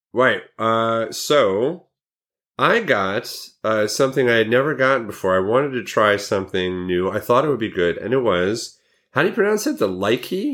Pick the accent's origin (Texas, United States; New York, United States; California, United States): New York, United States; Montrose; it was in Montrose, New York. And I know this 'cause it's kinda my hometown.